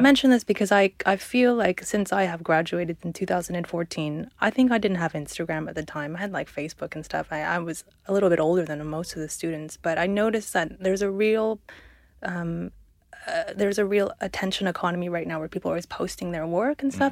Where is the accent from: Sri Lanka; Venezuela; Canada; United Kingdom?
Canada; moved away; I come from Canada